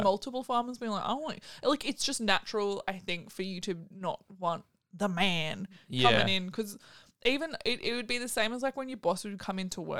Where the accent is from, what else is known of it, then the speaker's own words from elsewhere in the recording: Australia; I was from Australia